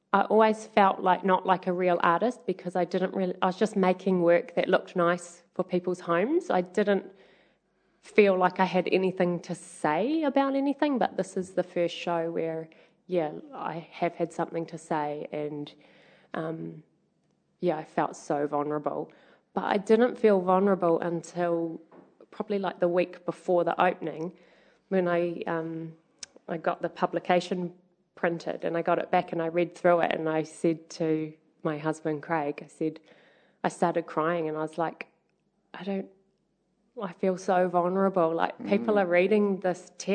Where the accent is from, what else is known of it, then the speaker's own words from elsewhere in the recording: Hamilton, Waikato, New Zealand; I'm originally from Hamilton, and I grew up here and went to school in Hamilton